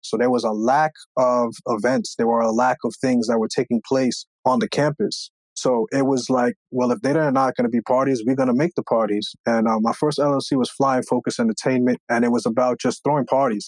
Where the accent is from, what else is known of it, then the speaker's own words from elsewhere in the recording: Long Island, New York, United States; also born or lived in Brooklyn, New York; we were able to move further out east, out into uh, Long Island